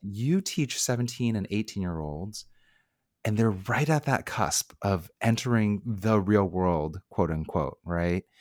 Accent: Bay Area, California, United States; born and raised in the Bay Area

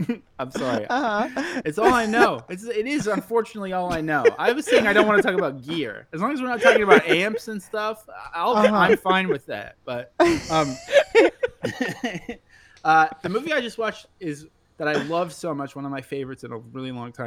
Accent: Vancouver, British Columbia, Canada; I grew up in Vancouver

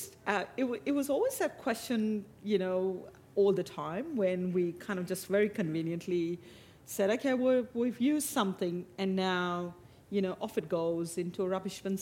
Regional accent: Mumbai, Maharashtra, India; now in Australia; growing up in Mumbai, in India

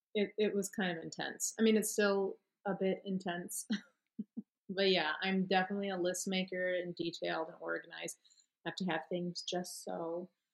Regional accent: Michigan, United States; moved away as an adult; also born or lived in Florida; now in Chicago, United States; I grew up in Michigan pretty much since I was six

